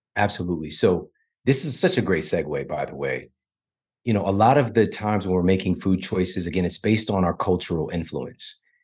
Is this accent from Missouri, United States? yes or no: yes; St. Louis, Missouri, United States; I'm from Saint Louis